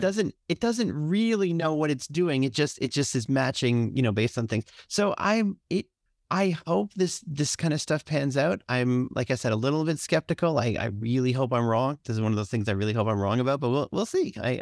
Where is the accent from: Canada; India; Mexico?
Canada; I'm Canadian